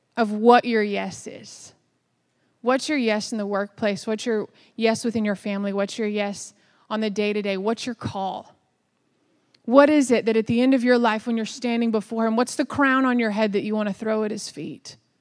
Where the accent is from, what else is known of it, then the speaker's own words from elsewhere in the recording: Dallas, Texas, United States; I was born in Dallas, Texas, so I am from the South